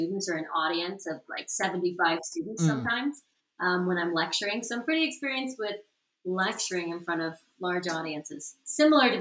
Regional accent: San Francisco Bay Area, California, United States; now in Los Angeles, United States; I'm originally from the Bay Area, so San Francisco area.

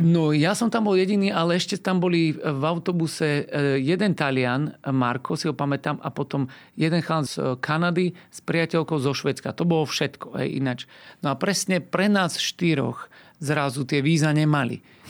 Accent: Slovakia; also born or lived in Brazil; tu u nás v Európe alebo na Slovensku

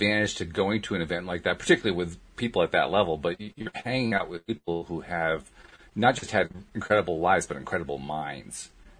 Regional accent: Schenectady, New York, United States; moved away; I grew up in Schenectady

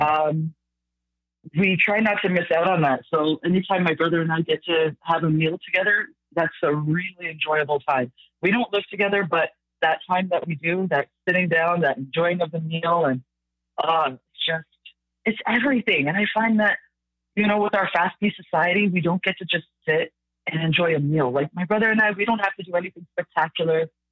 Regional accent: Mississauga, Ontario, Canada; I was raised in Mississauga

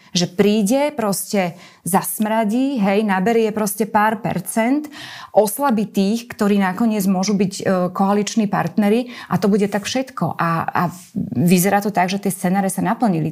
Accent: Slovakia; moved away; keď ste zo Slovenska

